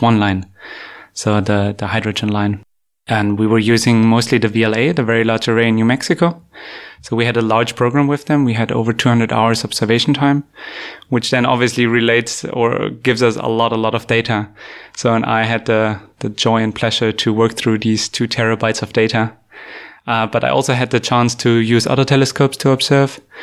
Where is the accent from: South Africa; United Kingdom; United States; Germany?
Germany; moved away as an adult; also born or lived in Canada; I grew up in Germany